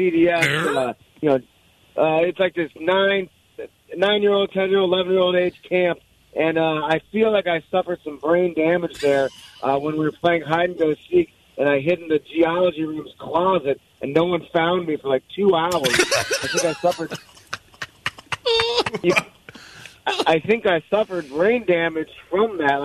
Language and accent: English; St. Louis, Missouri, United States; also born or lived in Denver; I'm from St. Louis, of course, Clayton High School, class of 98.